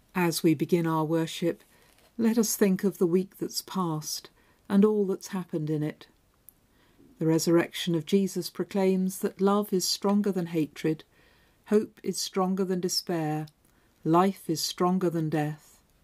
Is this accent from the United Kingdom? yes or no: yes; Devonshire, South West England, United Kingdom; moved away as an adult; also born or lived in Hull; When I moved up from Devonshire to Hull to go to university